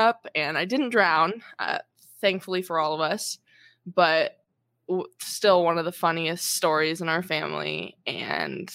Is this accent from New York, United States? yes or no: no; Mission Viejo, California, United States; also born or lived in Irvine; Orange County, which is where I was born and where I was raised. I was born in Irvine. And raised in like the Lake Forest, Mission Viejo area